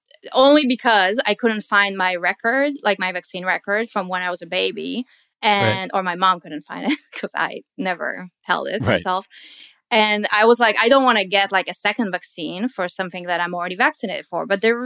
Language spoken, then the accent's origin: English; Israel; now in United States; like I come from Israel is pretty big on vaccines